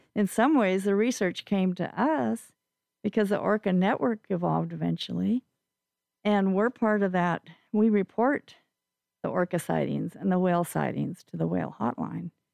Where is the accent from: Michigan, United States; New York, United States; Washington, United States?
Washington, United States; Eastern; moved away as an adult; also born or lived in Spokane, Washington / Moses Lake, Washington; now in Vashon Island, United States; I'm uh, actually from Eastern Washington